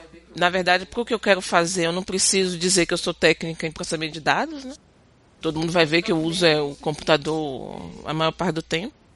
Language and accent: Portuguese; Brazil; moved away as an adult; now in Quebec, Canada; eu volto pro meu país